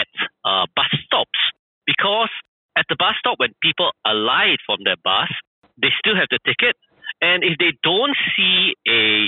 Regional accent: Singapore; now in Vietnam; I come from Singapore, and during the 70s in Singapore, Singapore is very much like Vietnam.

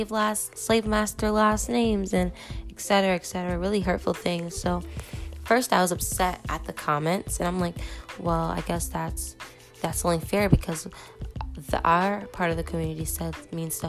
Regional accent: United States; also born or lived in Nigeria / Park Hill; I'm Nigerian and I'm African American as well

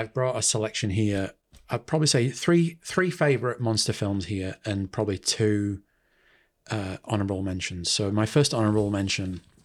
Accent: Manchester, North West England, United Kingdom; moved away as an adult; now in New Zealand; Manchester in the U K

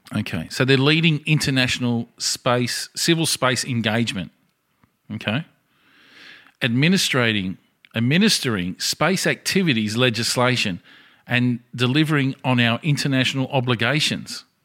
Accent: Australia; as an Australian citizen

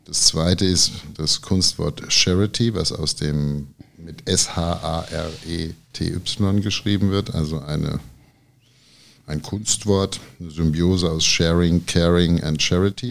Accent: Rosbach vor der Höhe, Hesse, Germany; moved away as an adult; also born or lived in Giessen / Bad Nauheim; now in Frankfurt, Germany; geboren bin ich in Gießen, bin dann in Oberrosbach in die Grundschule gegangen und ähm, in Bad Nauheim habe ich mein Abitur gemacht und bin dann nach Frankfurt gezogen

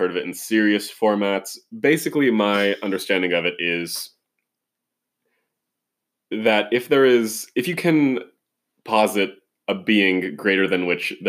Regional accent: California, United States; I'm Californian.

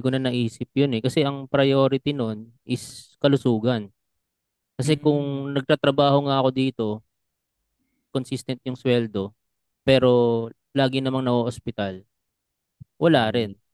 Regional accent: Batangas, Calabarzon, Philippines; taga Batangas ako

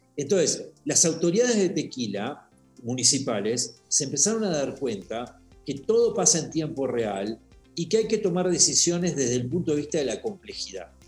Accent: Uruguay; moved away as an adult; also born or lived in Washington; now in Mexico; soy uruguayo. Este, vivo hace 18 años en, este, en México

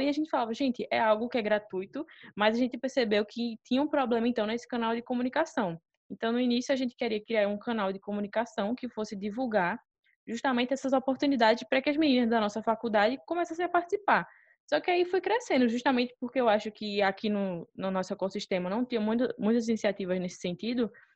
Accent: Recife, Pernambuco, Brazil; a gente é de Recife, e aqui tem um Porto Digital

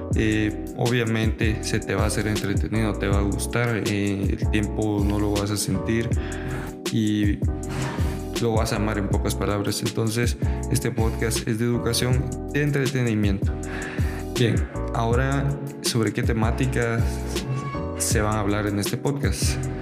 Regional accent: Guatemala; soy un guatemalteco, soy de Guatemala

